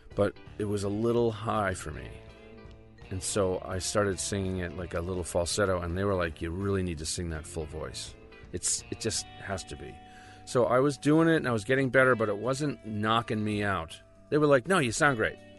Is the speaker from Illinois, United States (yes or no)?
no; Rockport, Massachusetts, United States; my hometown, which is uh, called Rockport, Mass